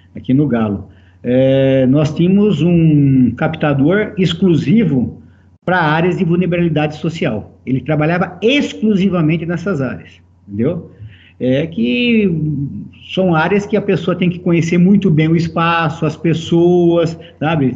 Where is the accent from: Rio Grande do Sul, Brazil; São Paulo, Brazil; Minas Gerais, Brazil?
São Paulo, Brazil; Americana; Eu sou natural de Americana